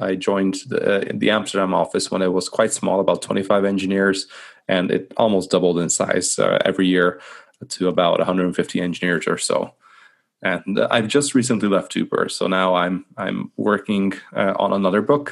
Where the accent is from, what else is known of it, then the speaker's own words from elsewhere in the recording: Hungary; moved away as an adult; also born or lived in Scotland / London; I'm originally from Hungary, actually, so small country in the middle of Europe